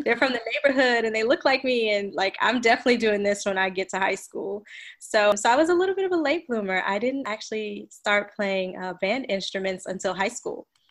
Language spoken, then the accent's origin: English; New York City, New York, United States; also born or lived in New Orleans, Louisiana; now in Houston, United States; I'm a native New Yorker. I was born and raised in Brooklyn, New York